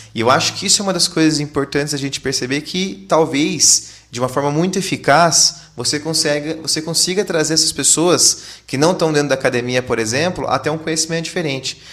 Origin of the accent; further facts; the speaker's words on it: Londrina, Paraná, Brazil; a gente é de Londrina